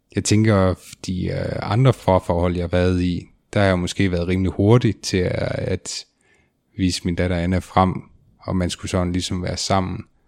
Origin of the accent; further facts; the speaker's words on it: between Varde and Grænsted, Southern Denmark, Denmark; der hvor jeg kommer fra, så er der jo skov og marker og en pizzeria.